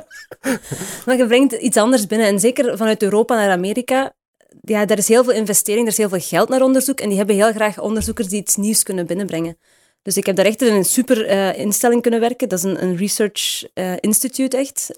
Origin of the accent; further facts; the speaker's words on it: Houthalen-Helchteren, Flanders, Belgium; moved away as an adult; also born or lived in Heusden-Zolder, Belgium / Brussels, Belgium / California, United States; geboren in Heuse Zolder, daar is een ziekenhuis. En getogen in Houthalen